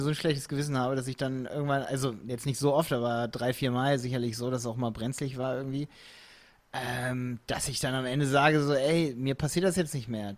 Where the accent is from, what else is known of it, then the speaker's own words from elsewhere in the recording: Hildesheim, Lower Saxony, Germany; accent: nordischen Einschlag; also born or lived in Scotland; ich komme aus Hildesheim